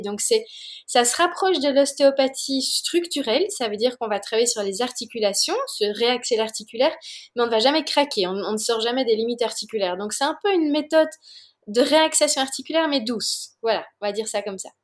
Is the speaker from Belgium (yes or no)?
yes; Belgium; also born or lived in Oregon, United States; je viens de Belgique